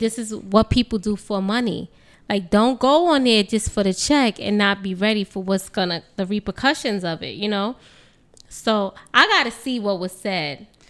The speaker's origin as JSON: {"language": "English", "town": "New York City", "region": "New York", "country": "United States", "tie": "born or raised there", "said": "I'm from New York, born and raised in New York"}